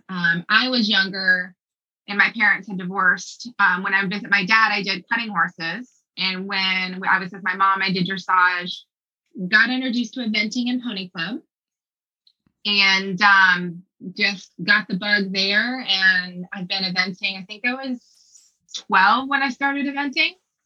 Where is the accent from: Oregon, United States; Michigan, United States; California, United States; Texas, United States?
Texas, United States; moved away as an adult; now in Aiken, United States; I was born and raised in Texas.